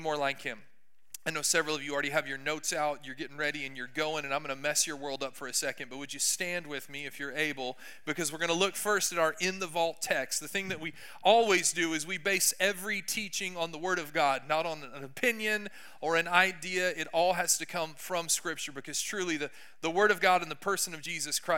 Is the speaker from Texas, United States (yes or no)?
yes; Texas, United States; I'm from Texas